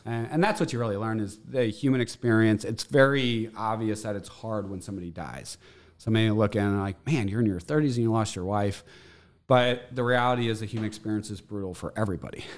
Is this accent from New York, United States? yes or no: no; St. Louis, Missouri, United States; I grew up in Saint Louis. We had a family of eight, grew up in Bridgeton.